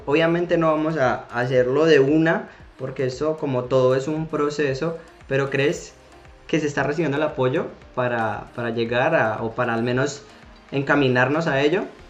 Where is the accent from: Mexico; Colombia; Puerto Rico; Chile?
Colombia; now in Spain; uno como colombiano cuando vive en el exterior